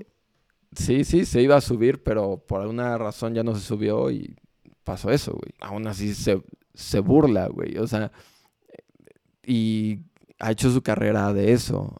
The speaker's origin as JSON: {"language": "Spanish", "country": "Mexico", "said": "como mexicanos tenemos algo muy bueno"}